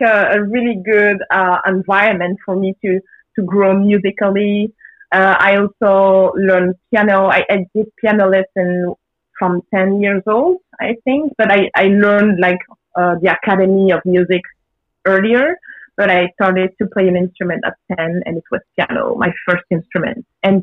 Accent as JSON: {"language": "English", "country": "Belgium", "tie": "born or raised there", "said": "I grew up in Belgium, was born in Belgium."}